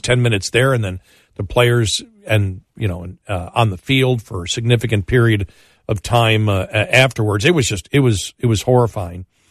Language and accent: English; Buffalo, New York, United States; I'm from Buffalo and a Bills fan